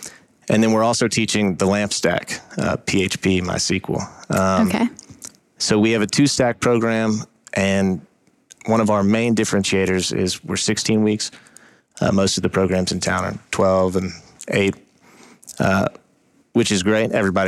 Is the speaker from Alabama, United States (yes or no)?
no; Atlanta, Georgia, United States; Sure. I'm from Atlanta, and I met Jake at Georgia, where I was also studying finance